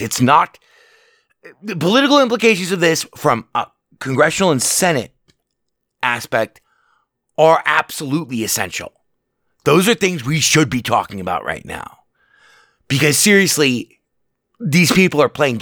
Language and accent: English; Las Vegas, Nevada, United States; I've been born and raised in Las Vegas.